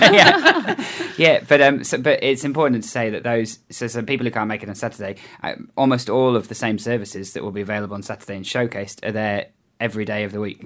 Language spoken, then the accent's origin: English; England, United Kingdom; now in New Zealand; I come from England